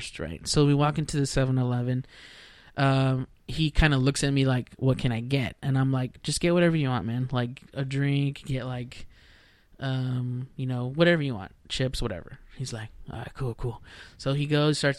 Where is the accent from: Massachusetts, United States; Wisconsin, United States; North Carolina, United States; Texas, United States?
Texas, United States; Rio Grande Valley, South; now in Dallas, United States; I'm from deep South Texas, like right around the border, the Rio Grande Valley